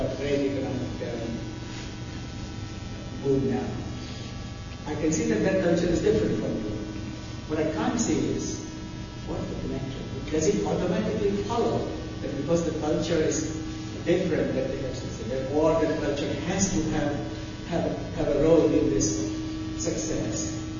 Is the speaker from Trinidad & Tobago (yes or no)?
no; Vietnam; I'm from Vietnam.